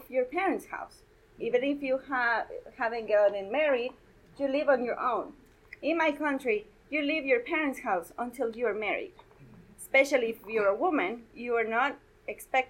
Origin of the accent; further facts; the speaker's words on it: Guatemala; moved away as an adult; now in Colorado, United States; I was born and raised in Guatemala